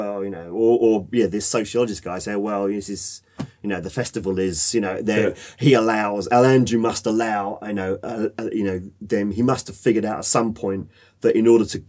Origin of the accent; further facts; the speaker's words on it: United Kingdom; as British people, because we've got Victorian Britain still within us